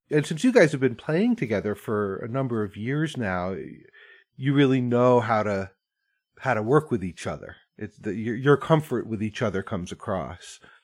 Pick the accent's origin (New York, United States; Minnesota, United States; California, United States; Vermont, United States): Vermont, United States; I grew up in Vermont and I grew up going to like barn dances